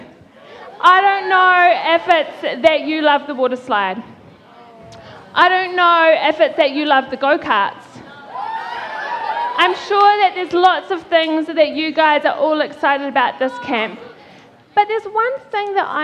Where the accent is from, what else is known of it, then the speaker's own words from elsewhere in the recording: Christchurch, Canterbury, New Zealand; I am from Christchurch in the South Island